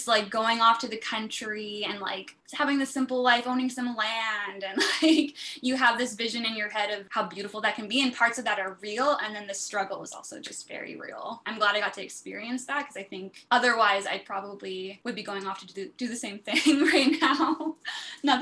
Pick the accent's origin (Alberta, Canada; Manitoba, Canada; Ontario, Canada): Ontario, Canada; Colborne; moved away; also born or lived in Cambridge, Ontario; I was born in Cambridge, Ontario, but then we moved later in life to the farm into Colborne